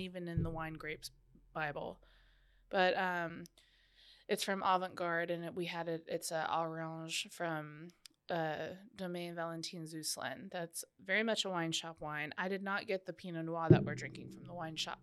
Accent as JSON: {"language": "English", "country": "Canada", "said": "being Canadian"}